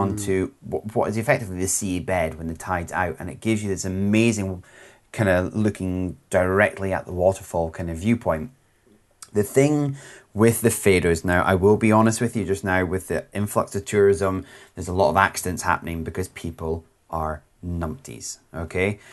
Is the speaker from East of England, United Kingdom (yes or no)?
no; Scotland, United Kingdom